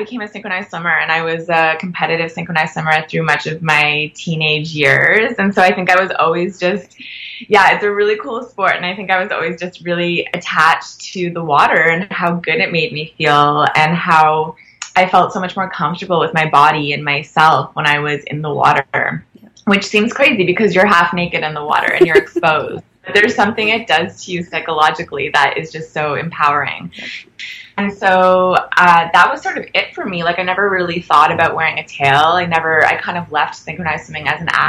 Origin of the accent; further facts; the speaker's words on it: Canada; we're Canadian filmmakers